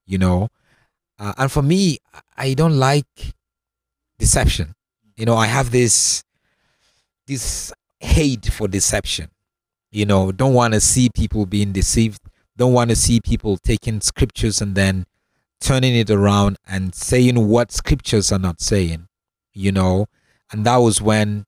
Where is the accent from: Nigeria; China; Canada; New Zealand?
Nigeria; Northern Nigeria; moved away as an adult; also born or lived in Cape Town, South Africa / Europe; now in Johannesburg, South Africa; I am originally from Nigeria. You know, I was born and grew up in the northern part of Nigeria, and left Nigeria years ago to come down and study in Cape Town.